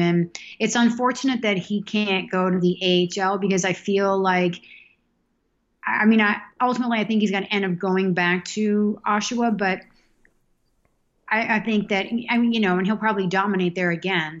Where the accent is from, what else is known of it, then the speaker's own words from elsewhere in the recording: Boston, Massachusetts, United States; moved away as an adult; also born or lived in Nantasket Beach, Massachusetts / Amherst, Massachusetts / California; now in Boston, United States; I grew up in South Boston and Nantasket Beach